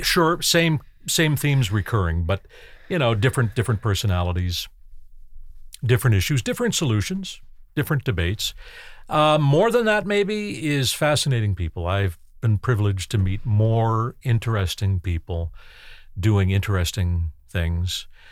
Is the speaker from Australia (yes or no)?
no; Canada; I grew up in Canada in the nineteen sixties and nineteen seventies